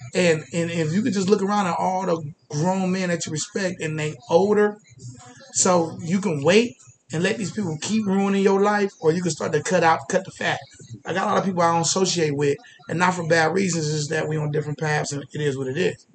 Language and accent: English; Columbus, Ohio, United States; I'm from the real Main Street. I'm from Old Town East